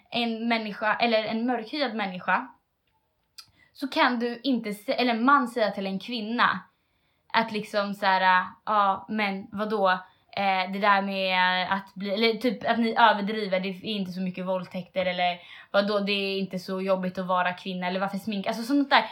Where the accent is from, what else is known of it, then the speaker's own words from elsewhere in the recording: Sweden; jag är själv en svensk tjej. Liksom. Jag har mm. blivit uppvuxen äh, i en vanlig svenssonfamilj.